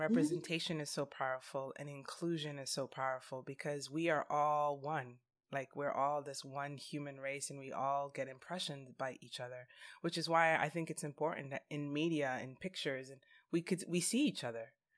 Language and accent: English; New York City, New York, United States; moved away as an adult; now in California, United States; I grew up in New York City